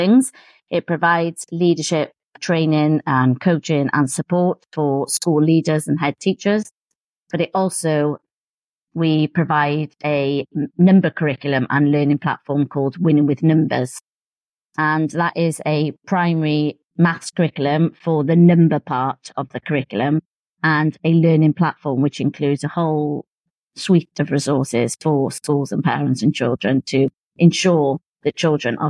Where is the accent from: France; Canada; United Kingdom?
United Kingdom; Cardiff, Wales; moved away as an adult; also born or lived in Swindon / United States; returned to Cardiff, which is my hometown